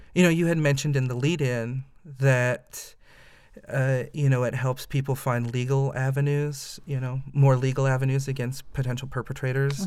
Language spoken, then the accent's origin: English; Fort Wayne, Indiana, United States; also born or lived in Massachusetts; now in Indianapolis, United States; I am originally from Indiana, a Hoosier, born and bred. Um, I grew up in Fort Wayne